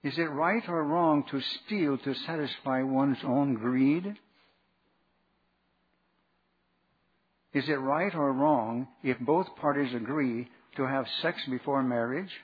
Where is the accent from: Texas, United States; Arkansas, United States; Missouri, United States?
Arkansas, United States; I was raised in Arkansas